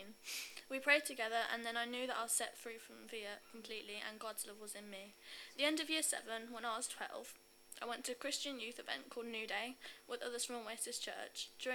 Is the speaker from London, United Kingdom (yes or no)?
no; Birmingham, West Midlands, United Kingdom; I'm 15 from Birmingham